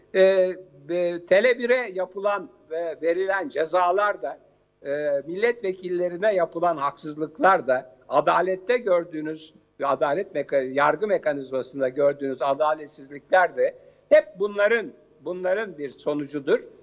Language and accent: Turkish; Istanbul, Turkey; moved away as an adult; also born or lived in Ankara; İstanbulluyum ve şu anda da İstanbulluyum ama Ankara'da e, Hacettepe'de e, e kariyerimi yaptığım için